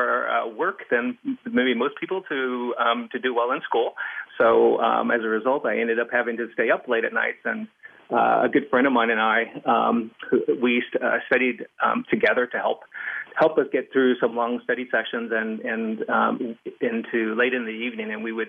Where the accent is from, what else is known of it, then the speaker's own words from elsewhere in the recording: Southern California, United States; I grew up in Southern California